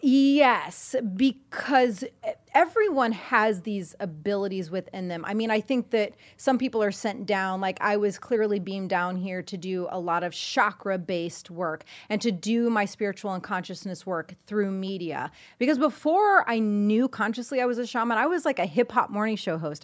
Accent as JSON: {"language": "English", "region": "Indiana", "country": "United States", "moved": "yes", "said": "I'm from Indiana, so over the holidays, I went to visit the fam for a little bit"}